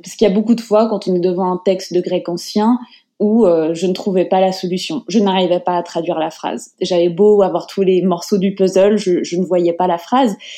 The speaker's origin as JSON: {"language": "French", "town": "Paris", "region": "Île-de-France", "country": "France", "tie": "born or raised there", "also_born_or_lived": "Japan / United States", "moved": "as an adult", "said": "je suis née à Paris, dans le 13e arrondissement. J'ai grandi euh, principalement euh, à Paris"}